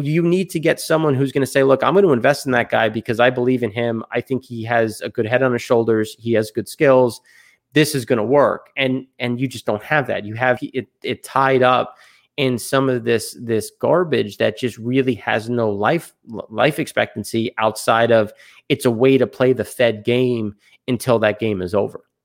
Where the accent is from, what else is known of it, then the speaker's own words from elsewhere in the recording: United States; obviously I'm American